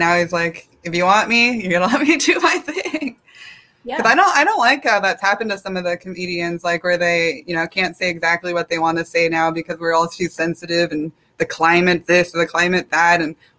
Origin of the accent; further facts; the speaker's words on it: South Korea; I'm from Korea and I'm adopted, and I just don't agree with that.